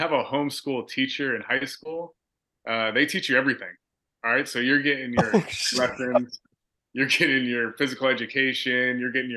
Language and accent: English; Vacaville, California, United States; also born or lived in Bay Area, California; I moved to Vacaville from the Bay Area